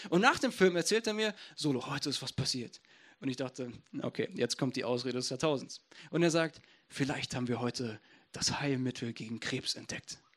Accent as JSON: {"language": "German", "town": "Essen", "region": "North Rhine-Westphalia", "country": "Germany", "said": "Ich komme aus Essen."}